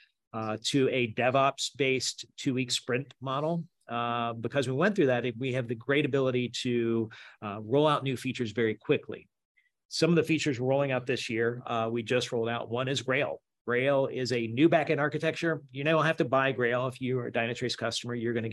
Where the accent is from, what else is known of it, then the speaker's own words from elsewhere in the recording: Memphis, Tennessee, United States; I'm from Memphis, Southern redneck